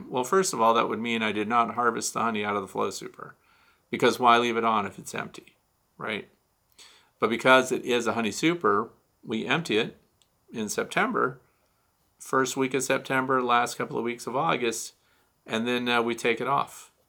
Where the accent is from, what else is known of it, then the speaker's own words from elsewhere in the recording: Australia; now in Montana, United States; I'm in Montana. It's my first time having bees. I'm originally from Australia, so it's much warmer there so from Australia to Montana.